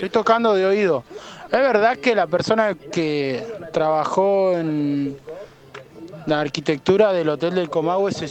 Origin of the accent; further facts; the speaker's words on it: Neuquén, Argentina; neuquino, ¿sí? Nací y criado en Neuquén.